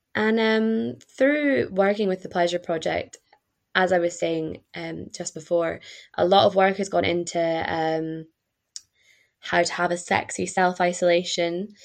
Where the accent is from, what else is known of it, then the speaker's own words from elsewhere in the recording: Perth, Scotland, United Kingdom; moved away as an adult; also born or lived in Glasgow; now in Bath, United Kingdom; I am from Scotland, uh, from a town called Perth, and I studied in Glasgow